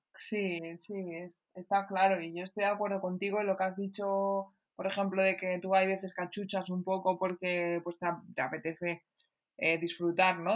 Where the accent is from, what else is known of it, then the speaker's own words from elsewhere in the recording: Pastrana, Castilla-La Mancha, Spain; soy de Pastrana